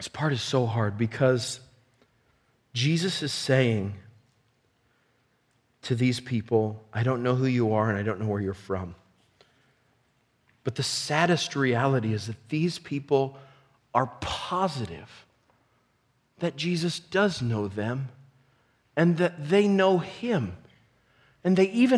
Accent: United States; I'm an American

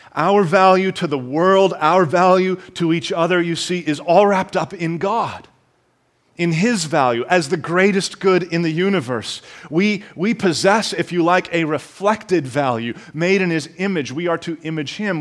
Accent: Canada; I am intending to speak as a Canadian

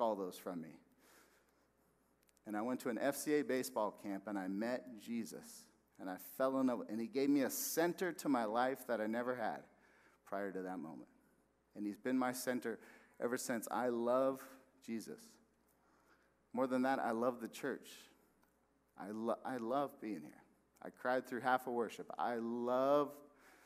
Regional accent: West Valley, Arizona, United States; moved away as an adult; also born or lived in Texas; we were going to move back here. I'm from the West Valley.

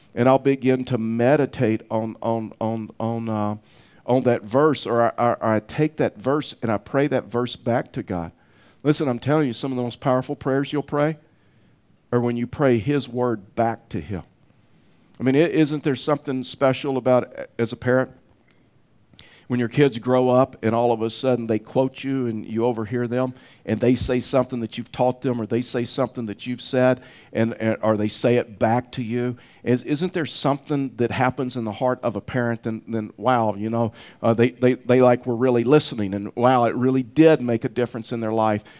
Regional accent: the South, United States; now in Pueblo, United States; I was raised in the South

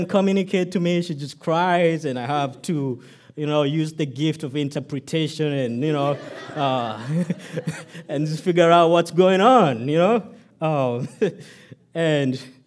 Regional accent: Kenya; now in United States; my birth country, Kenya.

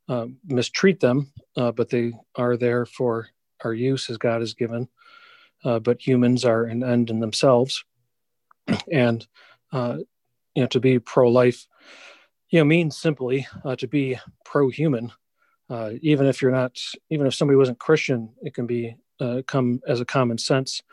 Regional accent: Shelby Township, Michigan, United States; I grew up in Shelby Township, Metro Detroit area.

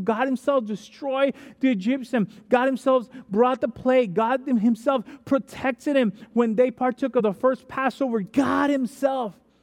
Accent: Dominican Republic; moved away; I'm from Dominican Republic, which is baseball country other than America and Japan

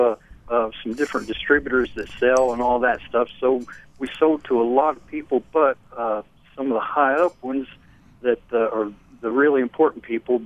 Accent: Lancaster, Pennsylvania, United States; now in the South, United States; I'm from Lancaster, Pennsylvania, so I'm an Amish American to start with.

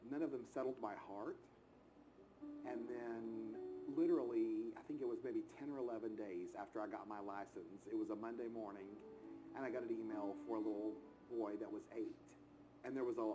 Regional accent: outside of Chattanooga, Tennessee, United States; I grew up outside of Chattanooga, Tennessee

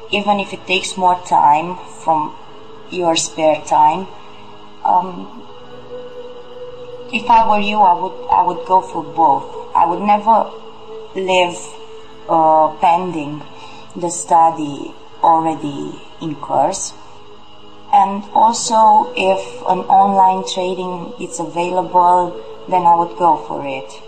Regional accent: Romania; I'm 26 years old. I'm from Romania.

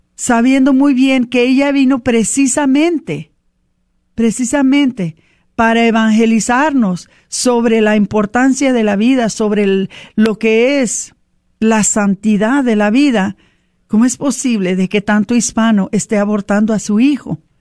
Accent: Mexico; para nosotros como mexicanos

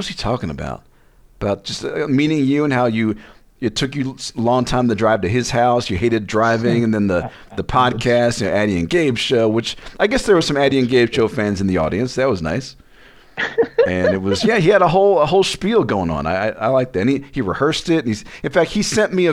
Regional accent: Las Vegas, Nevada, United States; I'm from Vegas

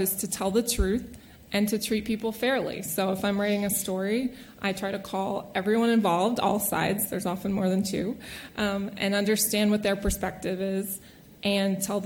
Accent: Lancaster, Pennsylvania, United States; I'm also a local. I was born and raised in Lancaster, went to Manheim Township High School

